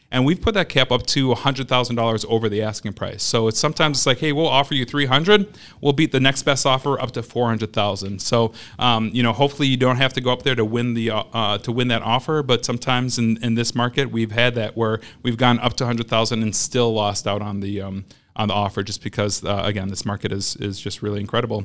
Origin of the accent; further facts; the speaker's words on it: Madison, Wisconsin, United States; I'm born and raised in Madison, grew up here on the West Side